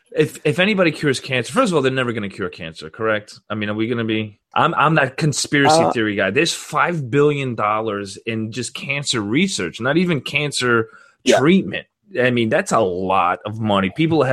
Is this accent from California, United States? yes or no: no; Florida, United States; You can't tell from my accent. Obviously, I'm from Florida.